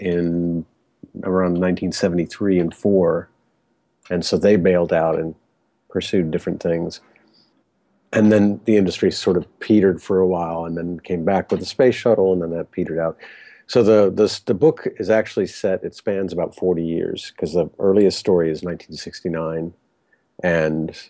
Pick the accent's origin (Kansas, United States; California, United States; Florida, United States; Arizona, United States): Florida, United States; Cape Canaveral; also born or lived in Washington, D.C. area; I grew up in right near Cape Canaveral. And so for my entire childhood